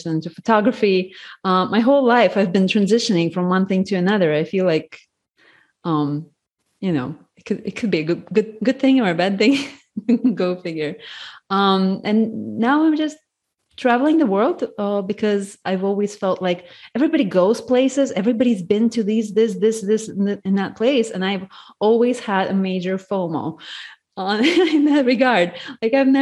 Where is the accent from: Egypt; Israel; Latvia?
Latvia; moved away as an adult; also born or lived in United States; I was born in Latvia. It's a former USSR republic